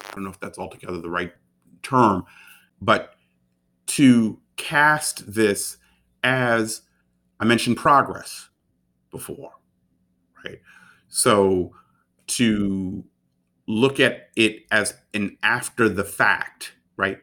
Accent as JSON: {"language": "English", "town": "Baltimore", "region": "Maryland", "country": "United States", "tie": "born or raised there", "said": "Formative years in Baltimore"}